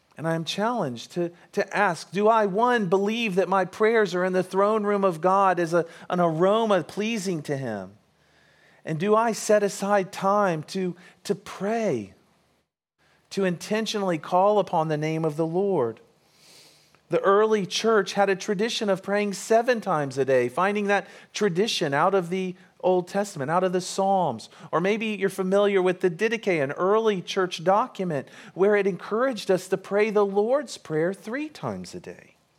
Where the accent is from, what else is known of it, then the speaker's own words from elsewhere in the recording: United States; we're American